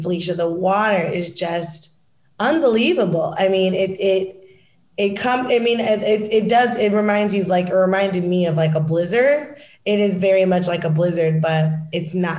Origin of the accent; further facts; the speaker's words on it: Michigan, United States; moved away; also born or lived in Washington, District of Columbia, United States; I'm from Michigan